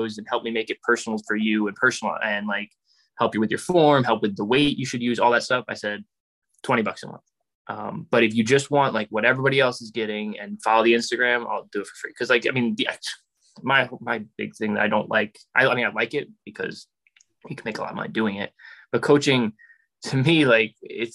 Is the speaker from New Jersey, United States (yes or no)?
no; New York, United States; moved away as an adult; also born or lived in Germany / Ireland / Edmonton, Canada; I grew up in New York, about an hour and a half from the city, played for youth club East Fishkill Thunder, went to John Jay High School